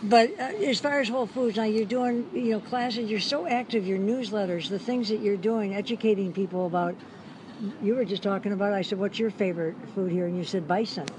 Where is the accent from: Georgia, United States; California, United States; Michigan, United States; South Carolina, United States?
Michigan, United States; Detroit; now in Hawaii, United States; Detroit's my hometown, and Hawaii is my home here